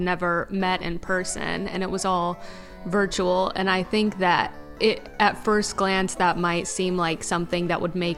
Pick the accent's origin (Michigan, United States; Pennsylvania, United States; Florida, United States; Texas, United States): Texas, United States; Fort Worth; I'm from Fort Worth, Texas